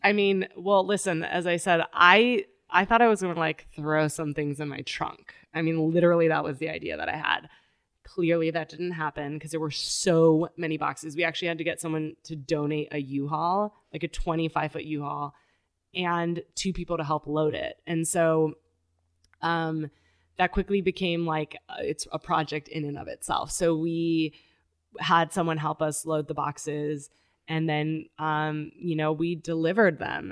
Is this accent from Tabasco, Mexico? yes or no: no; Tijuana, Baja California, Mexico; also born or lived in San Diego, California, United States; I was four, and so I was crossing the border every day to go to school